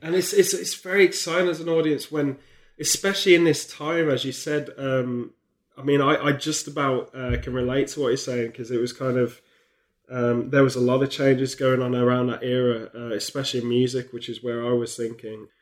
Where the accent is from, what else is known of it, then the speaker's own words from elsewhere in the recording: near Stratford-upon-Avon, West Midlands, United Kingdom; growing up near Stratford upon Avon for me as a kid